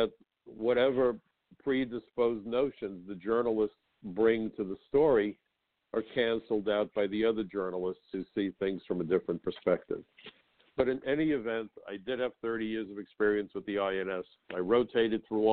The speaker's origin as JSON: {"language": "English", "region": "New York", "country": "United States", "said": "as a New Yorker"}